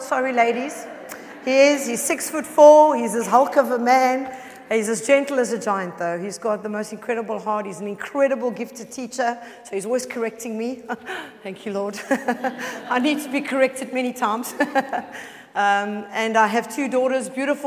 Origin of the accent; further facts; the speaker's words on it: South Africa; accent: South African; moved away as an adult; now in United Kingdom; I am South African, as you can all hear